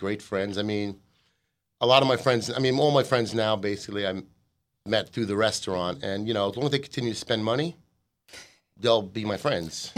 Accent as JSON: {"language": "English", "country": "United States", "said": "as an American"}